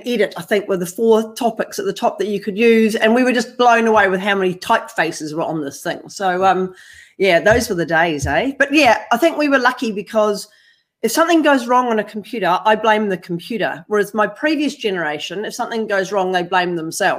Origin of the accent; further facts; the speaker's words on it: New Zealand; now in Australia; I'm not far from New Zealand, but I am from New Zealand. So I've crossed the ditch, as they say, here in Australia. I've come from the North Island of New Zealand